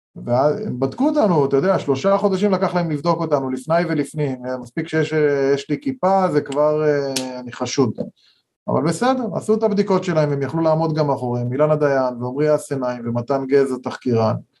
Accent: Kfar Ro'e, Central District, Israel; אנחנו גדלנו בכפר רועה

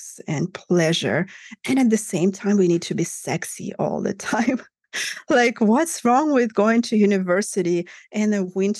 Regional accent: Russia; I grew up in Russia, in Soviet Union, actually, to begin with. But then Russia in the 90s

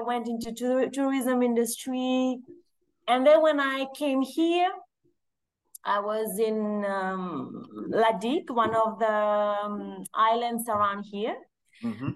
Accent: Mauritius; now in Seychelles; I was born in Mauritius. My father is Mauritian and my mom is Seychelles

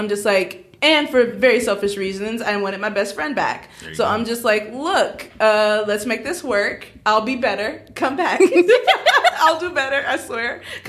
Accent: Cincinnati, Ohio, United States; also born or lived in Nashville, Tennessee; now in Northwest Arkansas, United States; I'm originally from Cincinnati, Ohio. I moved to Northwest Arkansas from Nashville

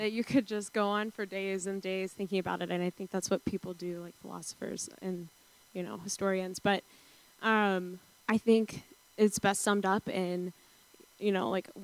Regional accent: suburb outside of Atlanta, Georgia, United States; moved away; I'm from a suburb outside of Atlanta, Georgia

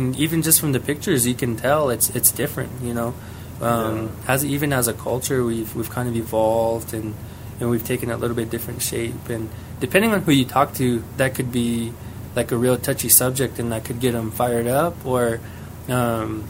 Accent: New Mexico, United States; we're Apache

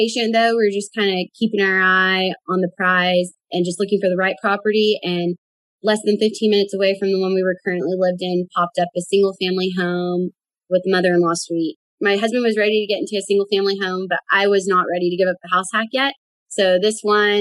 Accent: Fort Worth, Texas, United States; I'm from Fort Worth, Texas

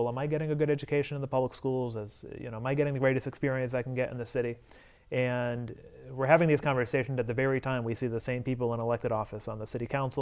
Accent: Holyoke, Massachusetts, United States; born and raised in Holyoke, and I went through the public schools

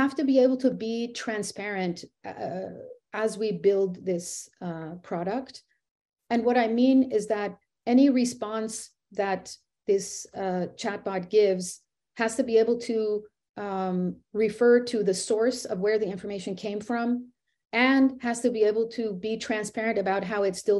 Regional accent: United States; I was born here in America. So I am American

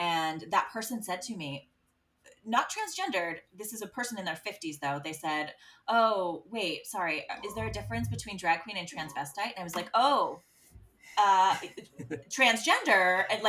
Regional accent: Ohio, United States; moved away; also born or lived in New York City / Los Angeles; living in New York City, living in LA where it's big, you know, I grew up in Ohio.

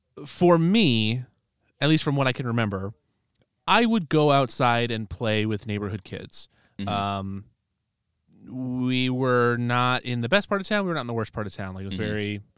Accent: Dubuque, Iowa, United States; I grew up in Dubuque.

